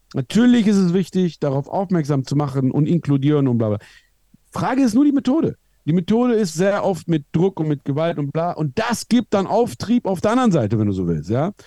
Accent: Iran; moved away; Ich komme aus dem Iran

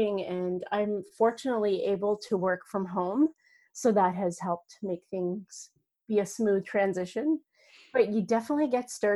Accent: Northern Ontario, Canada; I grew up on a farm, a dairy farm, Northern Ontario. I'm Canadian

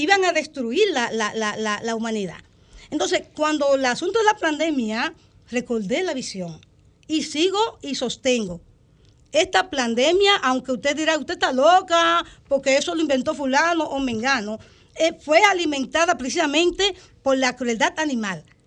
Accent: San Juan de la Maguana, San Juan, Dominican Republic; yo nací en el sur, en San Juan de la Maguana. El, sector le llaman Villa Flores

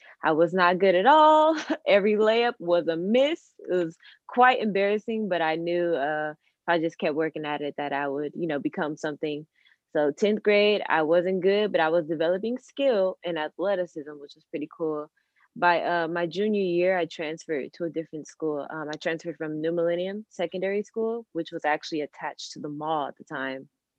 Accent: Carson, California, United States; I'm 23 years old, and I'm from Carson, California.

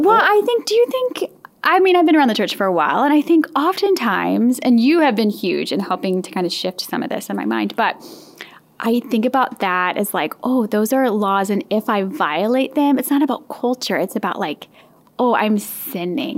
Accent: St. Louis, Missouri, United States; moved away; I'm from the St. Louis area

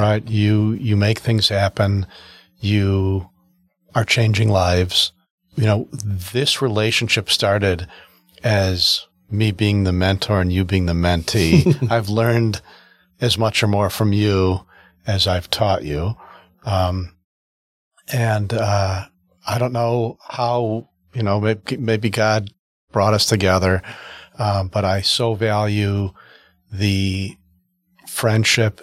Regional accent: United States; I grew up in the North Shore

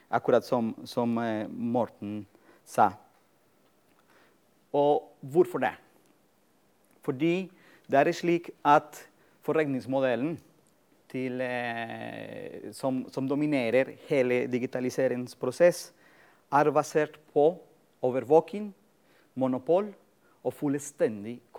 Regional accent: Colombia; moved away as an adult; now in Norway; egentlig mitt eh, samfunnsengasjement begynte da jeg var student eh, på et universitet i Colombia. Jeg kommer opprinnelig fra Colombia.

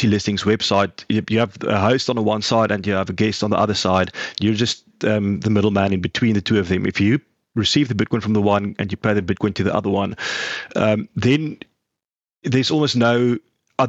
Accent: South Africa; I am from South Africa

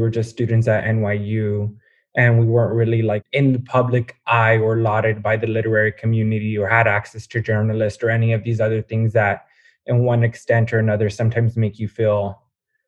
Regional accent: Los Angeles, California, United States; also born or lived in Long Beach / San Francisco / New York; I grew up in Southern California outside of Los Angeles and then moved to Long Beach for undergrad.

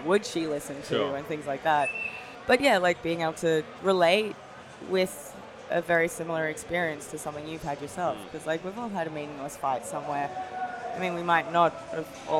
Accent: Australia; I'm Japanese Australian

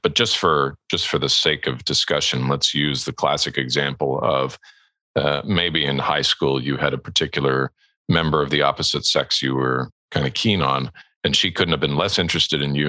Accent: Southern California, United States; moved away as an adult; also born or lived in Edmonton, Alberta, Canada; we emigrated to the United States and to Southern California specifically, uh, where I lived for the next 13 years until I was a young man

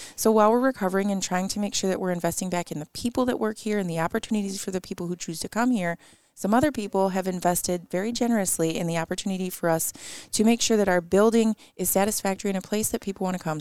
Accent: Detroit, Michigan, United States; moved away as an adult; now in Mount Pleasant, United States; I grew up in Metro Detroit, and I do absolutely love where I grew up

